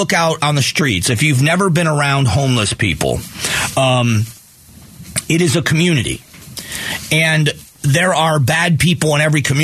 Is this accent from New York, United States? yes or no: no; Fort Myers, Florida, United States; now in Arizona, United States; my hometown where I grew up in Fort Myers, Florida